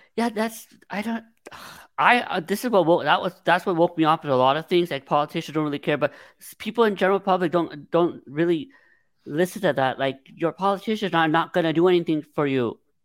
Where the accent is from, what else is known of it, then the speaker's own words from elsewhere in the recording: Los Angeles, California, United States; I'm from the San Fernando Valley